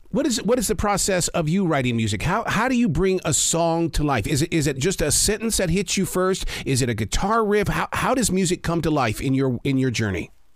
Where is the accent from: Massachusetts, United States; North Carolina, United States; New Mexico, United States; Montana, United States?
Montana, United States; I grew up in the state of Montana